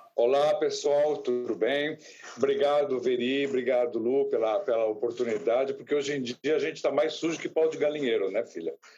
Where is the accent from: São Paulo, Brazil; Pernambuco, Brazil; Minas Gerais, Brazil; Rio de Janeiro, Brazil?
São Paulo, Brazil; São Vicente; Eu, eu nasci em São Vicente, moro em São Vicente, no litoral de São Paulo